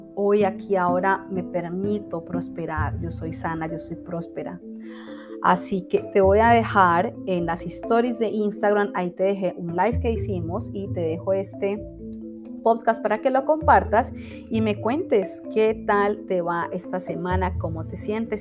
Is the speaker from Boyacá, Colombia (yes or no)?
no; Cali, Valle del Cauca, Colombia; Cali, Colombia, que es mi ciudad natal, amo mi país.